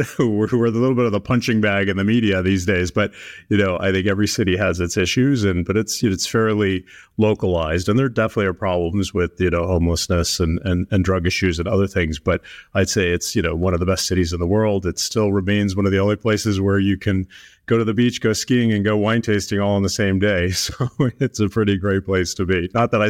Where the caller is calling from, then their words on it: San Francisco, California, United States; I am here in downtown San Francisco.